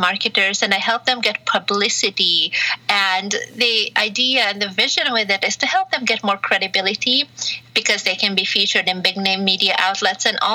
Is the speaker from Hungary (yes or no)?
yes; Hungary; moved away as an adult; also born or lived in Romania / Malta / France / Belgium; now in California, United States; I was born in Hungary, mm-hmm. and then grew up both in Hungary and Romania, back and forth for a few years, and then moved back to Hungary at the age of 15 full time